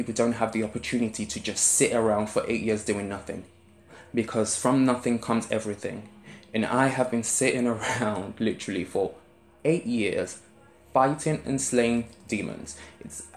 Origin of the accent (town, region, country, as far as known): London, United Kingdom; accent: South London